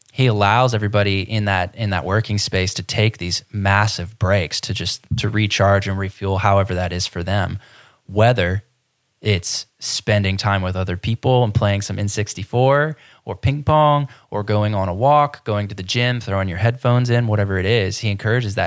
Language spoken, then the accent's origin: English; Ohio, United States; now in Florida, United States; I grew up in Ohio